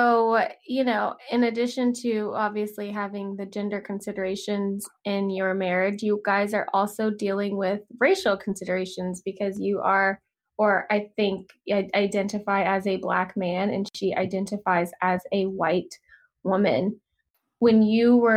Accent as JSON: {"language": "English", "region": "the South", "country": "United States", "tie": "born or raised there", "moved": "yes", "lives_now": "Los Angeles, United States", "said": "growing up in the South"}